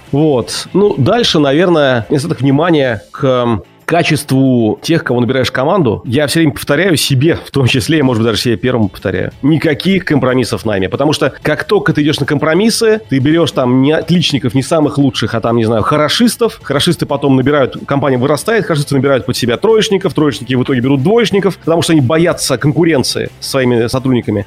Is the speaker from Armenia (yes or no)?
no; Saint Petersburg, Russia; как петербуржец